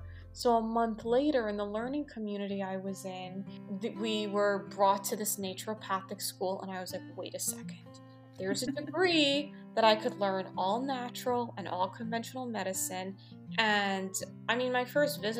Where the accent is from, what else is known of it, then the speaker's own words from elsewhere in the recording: New York City, New York, United States; I grew up on the Upper East Side of New York City